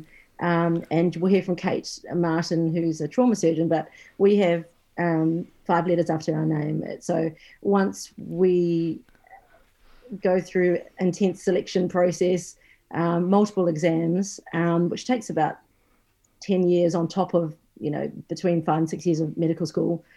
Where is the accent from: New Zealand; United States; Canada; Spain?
New Zealand; moved away; I'm actually originally from New Zealand